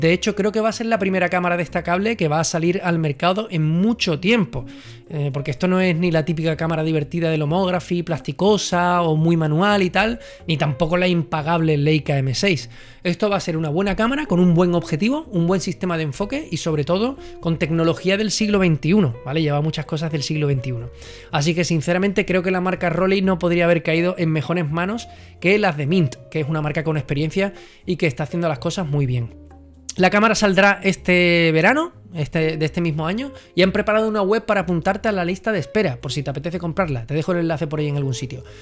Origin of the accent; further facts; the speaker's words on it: Andalusia, Spain; Yo soy andaluz, yo debería ¿eh? estar